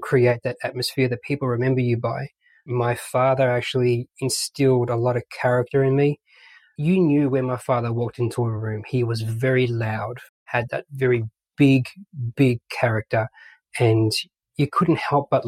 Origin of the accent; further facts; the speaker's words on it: Melbourne, Victoria, Australia; accent: Aussie; moved away as an adult; now in British Columbia, Canada; I was born and raised in Australia, Melbourne.